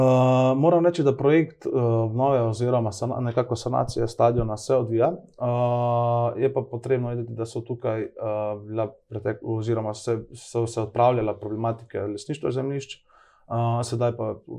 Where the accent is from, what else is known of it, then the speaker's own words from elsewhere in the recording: Idrija, Slovenia; moved away; also born or lived in Cerkno; nekako vedno v srcu seboj nosim Idrijo, oziroma tudi Cerkno, kajti del moje družine tudi prihajajo tam. In nekoliko, nekoliko, nikoli ne bom pozabil, odkje prihajam, pa čeprav mogoče lahko malo kdaj občasno skrijem moj naglas